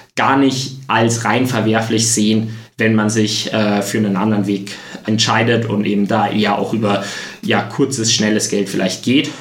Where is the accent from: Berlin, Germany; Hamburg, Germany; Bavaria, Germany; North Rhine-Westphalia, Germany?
Bavaria, Germany; Freising; in meiner Heimatstadt, eben in Freising